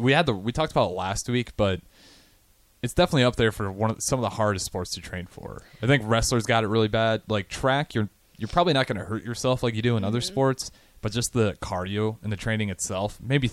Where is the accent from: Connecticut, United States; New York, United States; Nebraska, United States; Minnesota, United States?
Nebraska, United States; Hartington, northeast; I'm from Harrington, which is northeast Nebraska